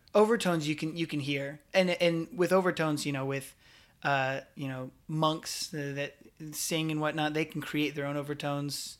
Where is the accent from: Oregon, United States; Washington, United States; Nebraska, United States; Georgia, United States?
Nebraska, United States; Scottsbluff; also born or lived in Omaha, Nebraska; I grew up in Scottsbluff, Nebraska, but I moved to Omaha, Nebraska when I was a freshman in high school